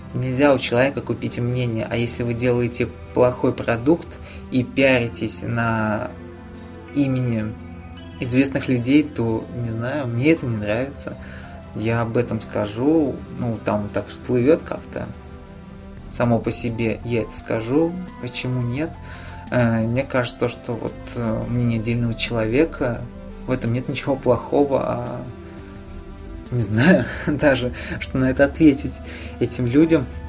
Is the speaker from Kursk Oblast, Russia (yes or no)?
no; Nizhny Novgorod, Nizhny Novgorod Oblast, Russia; в моем родном городе